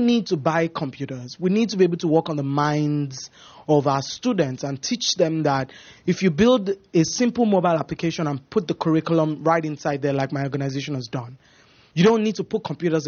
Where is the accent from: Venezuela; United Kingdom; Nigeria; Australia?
Nigeria; moved away; I come from Nigeria.